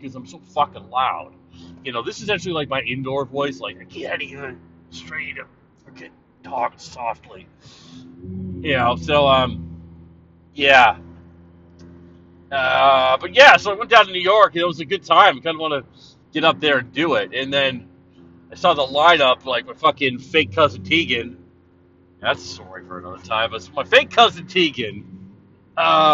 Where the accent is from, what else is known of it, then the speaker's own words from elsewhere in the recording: Canada; I'm not an American, I'm a Canadian